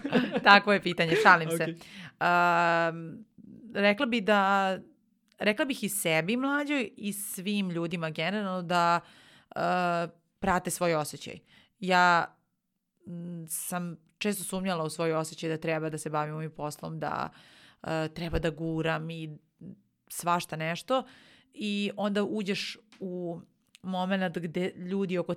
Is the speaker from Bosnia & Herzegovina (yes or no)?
no; Nova Pazova, Vojvodina, Serbia; A, a ja sam inače iz Nove Pazove. Nova Pazova ima 30.000 stanovnika.